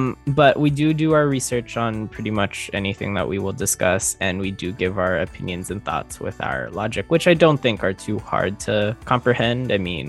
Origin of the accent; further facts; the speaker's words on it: Casa Grande, Arizona, United States; now in Las Vegas, United States; I was born in Casa Grande, Arizona, which is a lot harder than here in Las Vegas, Nevada. So it's a nice break. I am from a Filipino family